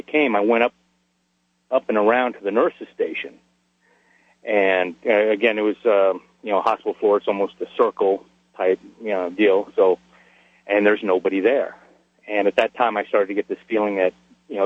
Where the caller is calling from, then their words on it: Dugway, Utah, United States; also born or lived in Southern California; I'm calling from Dugway Proving Grounds in Utah